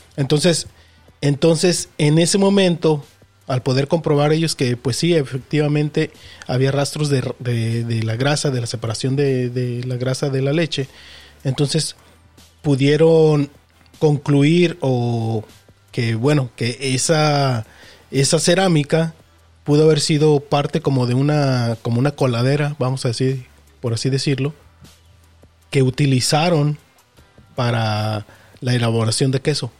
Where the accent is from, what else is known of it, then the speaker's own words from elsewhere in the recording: Mexico; nosotros como mexicanos